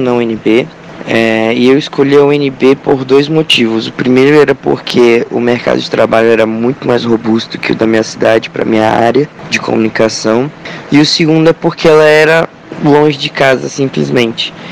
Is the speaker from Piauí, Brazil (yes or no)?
no; Recife, Pernambuco, Brazil; now in Brasília, Brazil; eu sou de Recife